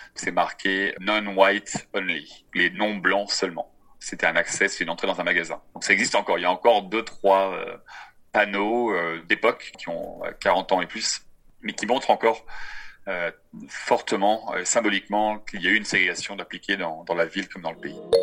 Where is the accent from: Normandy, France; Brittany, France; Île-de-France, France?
Brittany, France; moved away as an adult; now in Johannesburg, South Africa; je viens de France, de Bretagne d'origine